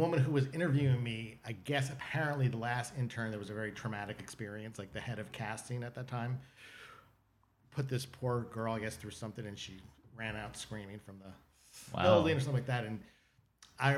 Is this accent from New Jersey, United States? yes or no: yes; New Jersey, United States; moved away as an adult; also born or lived in Illinois; now in Los Angeles, United States; I'm from New Jersey, and I grew up, if you ever watch The Sopranos, that's kind of like the area I grew up